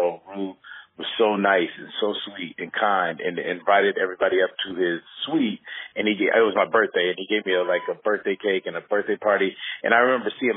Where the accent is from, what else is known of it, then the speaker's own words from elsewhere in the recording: Rancho Cucamonga, California, United States; So I was raised here in Los Angeles. I was raised in a city called Rancho Cucamonga, which was, basically 45 minutes outside